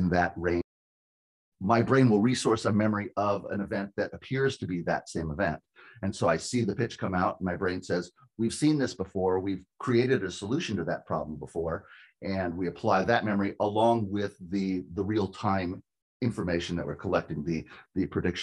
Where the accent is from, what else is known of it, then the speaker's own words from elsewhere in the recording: California, United States; moved away as an adult; also born or lived in Washington; I'm from California, but I lived and worked in Washington for 20 years training hitters